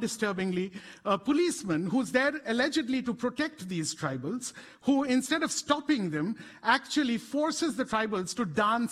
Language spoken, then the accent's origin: English; India; we are a country that has produced both this kind of cutting-edge genetic science and also reduced some of our own citizens to this level of inhumanity.